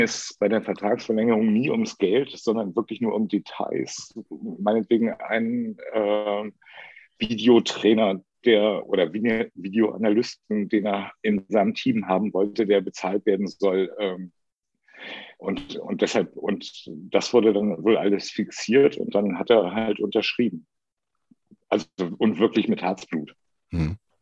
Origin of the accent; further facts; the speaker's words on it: Lübeck, Schleswig-Holstein, Germany; moved away as an adult; also born or lived in Karlsruhe; now in Hamburg, Germany; Ich bin in Lübeck geboren, bin zum Studieren nach Karlsruhe gegangen und bin da 27 Jahre hängen geblieben